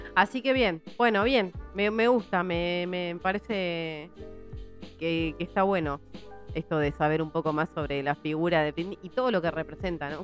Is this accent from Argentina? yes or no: yes; Virrey del Pino, Buenos Aires Province, Argentina; vengo de Virrey del Pino